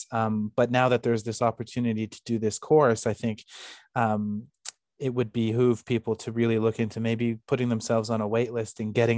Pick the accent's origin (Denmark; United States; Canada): Canada; moved away as an adult; also born or lived in United Kingdom; I'm originally from Canada